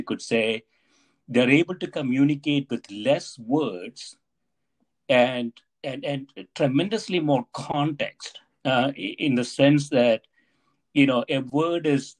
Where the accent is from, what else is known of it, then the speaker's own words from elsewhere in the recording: India; the place I grew up in India, you know, last 30 years, I visit that place maybe once every 2 years or so.